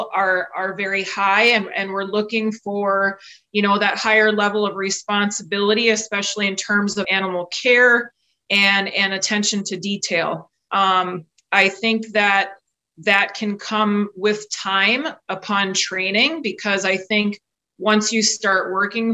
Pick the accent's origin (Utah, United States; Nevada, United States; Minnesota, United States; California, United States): Minnesota, United States; central; also born or lived in Elmira, Wisconsin; now in Wisconsin, United States; I'm actually a native of central Minnesota, grew up on a registered